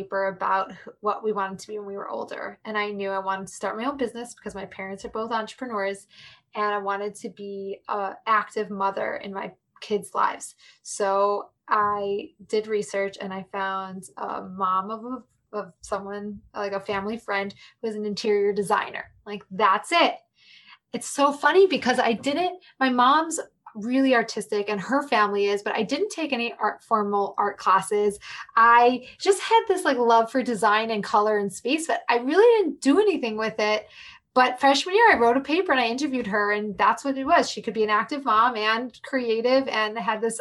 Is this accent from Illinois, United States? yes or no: yes; Chicago, Illinois, United States; also born or lived in New York City; I'm from Chicago